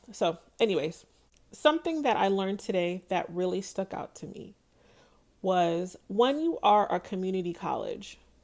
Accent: Pine Hills, Florida, United States; I'm from Pine Hills. I am Pine Hills till I die. I tell people that I am Pine Hills royalty. I love where I grew up

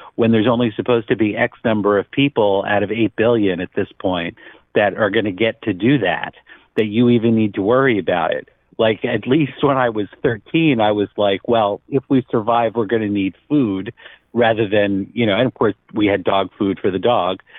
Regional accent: New York, United States; I grew up near New York City

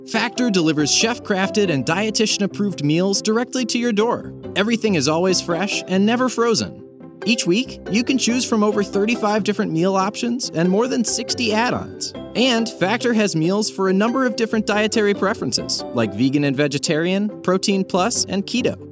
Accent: Cedar Rapids, Iowa, United States; I'm from Cedar Rapids, Iowa

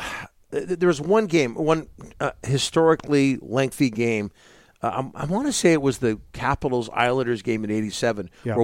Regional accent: Canada; I'm Canadian

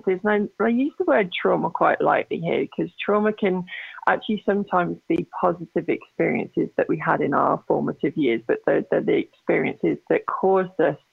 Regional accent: England, United Kingdom; accent: British; moved away as an adult; now in Calgary, Canada; I'm from England originally. I actually presently live in Calgary, Alberta, so I'm in Canada now

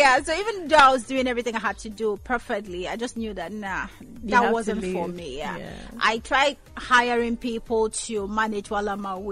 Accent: Nigeria; moved away as an adult; also born or lived in Ghana; Secondary school, Nigeria, university, Ghana

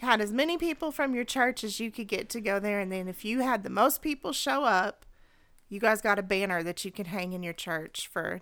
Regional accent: United States; I was born in the United States of America

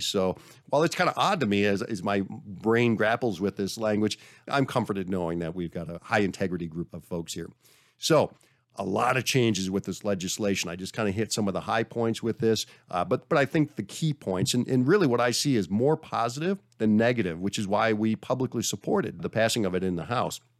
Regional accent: Minnesota, United States; I'm from Minnesota

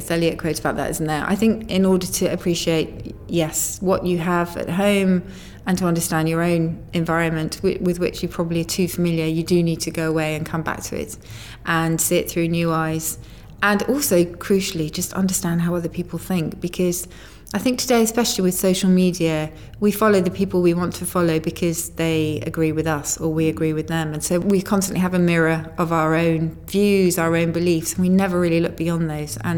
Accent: United Kingdom; I mean, I think as a British person in New York or in America, you have a slight privilege in that you know it's a cliche, but people genuinely do love the way you talk

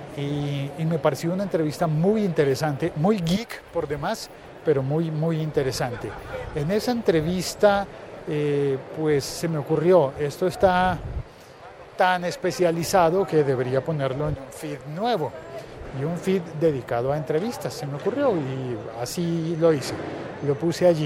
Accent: Bogotá, Colombia; como bogotano

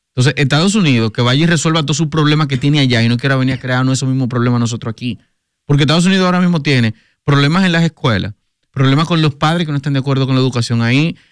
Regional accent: Dominican Republic; nosotros como dominicanos

